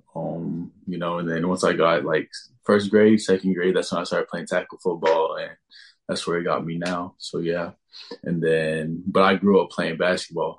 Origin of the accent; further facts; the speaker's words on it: El Paso, Texas, United States; I grew up in El Paso, Texas.